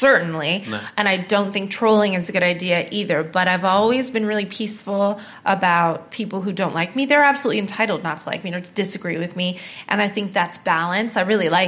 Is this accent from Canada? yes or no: yes; Canada; now in United Kingdom; I'm Canadian